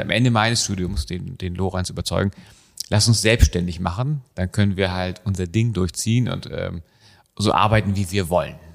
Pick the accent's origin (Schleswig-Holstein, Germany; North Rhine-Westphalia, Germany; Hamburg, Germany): Hamburg, Germany; wir sind in Hamburg aufgewachsen